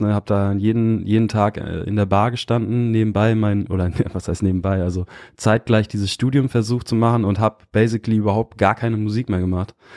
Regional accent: near Osnabrück, rural Lower Saxony, Germany; moved away as an adult; also born or lived in Kiel; ich bin äh, so ein richtig klassisches Dorfkind aus der niedersächsischen Provinz. Bin äh, äh, recht behütet aufgewachsen

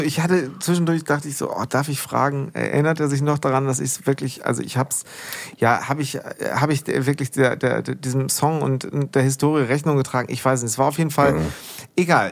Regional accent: Münster, North Rhine-Westphalia, Germany; ich nämlich bin groß geworden in Hiltrup, Münster-Hiltrup.

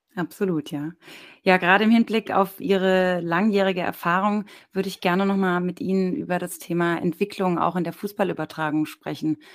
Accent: Darmstadt, Hesse, Germany; also born or lived in Mainz; in der Nähe von meinem Geburtsort Darmstadt

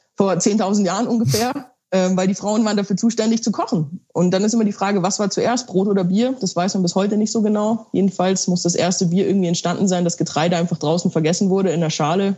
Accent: Bavaria, Germany; ich komme ja aus Bayern, also wirklich der Heimat des äh, Weißbieres

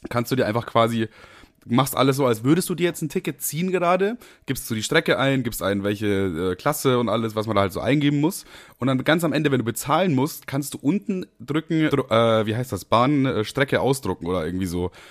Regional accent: Amberg, Bavaria, Germany; Also ich bin nach Amberg gefahren, meine Heimat quasi.

